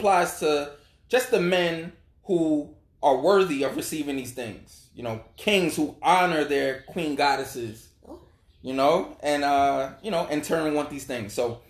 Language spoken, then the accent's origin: English; New York City, New York, United States; I grew up in Brooklyn all my life.